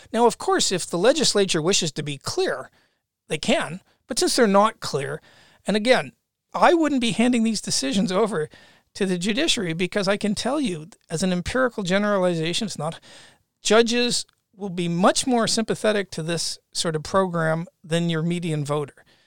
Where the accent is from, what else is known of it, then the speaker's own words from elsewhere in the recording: Canada; moved away; as a Canadian